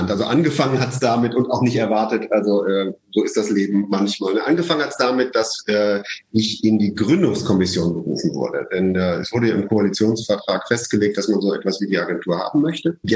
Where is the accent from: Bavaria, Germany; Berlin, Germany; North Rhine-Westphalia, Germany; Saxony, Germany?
Saxony, Germany; Leipzig; born there; Nee, also ich bin in Unternehmerfamilien groß geworden. Äh, ich bin zwar in Leipzig geboren, aber selbst dort, mein Urgroßopa hatte eine Maschinenfabrik.